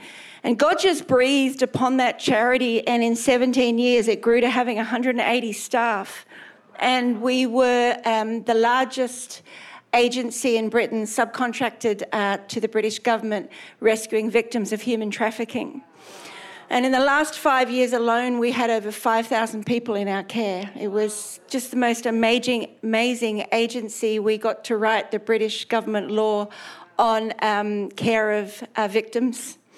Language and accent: English; Australia; also born or lived in England; If you can't work out my accent, I'm Australian, and my husband and I went to England in 1991 to plant a church, and we were there 29 years.